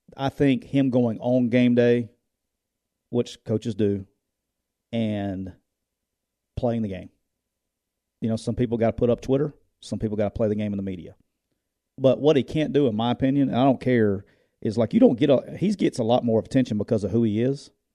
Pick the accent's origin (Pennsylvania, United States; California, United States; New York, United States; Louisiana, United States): Louisiana, United States; we're from Louisiana